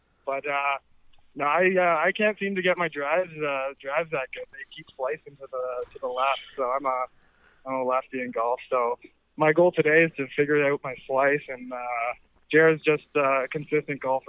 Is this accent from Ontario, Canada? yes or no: yes; Orangeville, Ontario, Canada; growing up in Orangeville